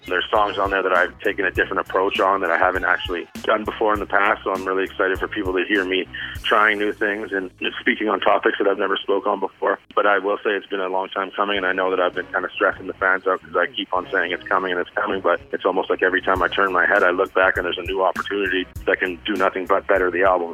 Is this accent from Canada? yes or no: yes; Vancouver, British Columbia, Canada; I'm originally from Vancouver, BC, Canada